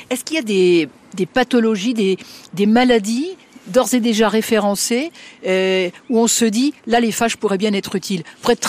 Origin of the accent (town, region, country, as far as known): France